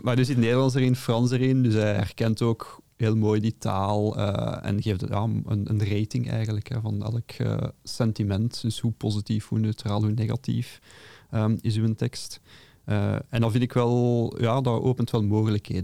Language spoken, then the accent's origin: Dutch; Belgium; accent: Brabantse tongval; mijn Brabantse tongval